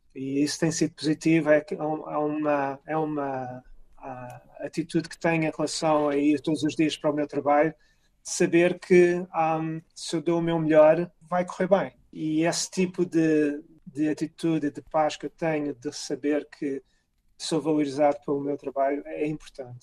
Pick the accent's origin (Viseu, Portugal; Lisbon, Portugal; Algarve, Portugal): Lisbon, Portugal; Cascais; moved away as an adult; also born or lived in Carcavelos; now in Rochester, United States; Crescendo em Carcavelos e em Cascais